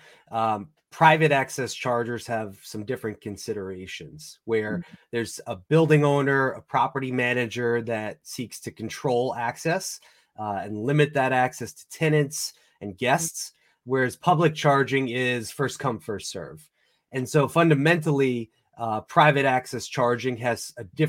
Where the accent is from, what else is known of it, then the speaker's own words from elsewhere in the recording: New York, United States; I grew up in New York in a little coastal beach community, sort of like the Hamptons, but not quite as fancy